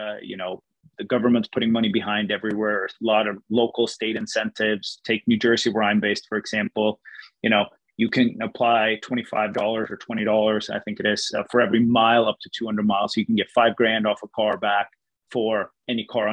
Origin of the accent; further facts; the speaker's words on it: Sweden; moved away; I'm born and raised in Sweden